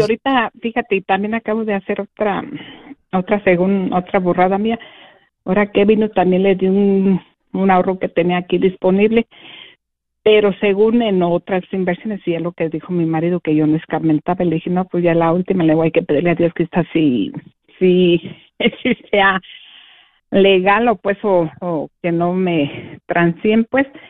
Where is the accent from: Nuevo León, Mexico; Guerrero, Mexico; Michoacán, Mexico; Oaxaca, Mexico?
Michoacán, Mexico; moved away as an adult; now in United States; de Michoacán por Arán, Michoacán